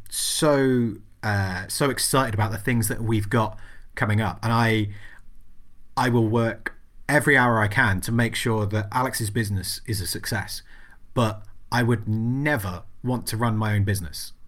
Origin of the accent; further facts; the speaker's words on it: England, United Kingdom; berate me about being English